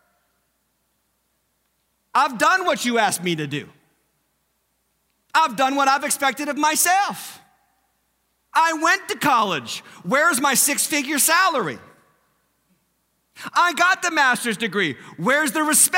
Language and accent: English; United States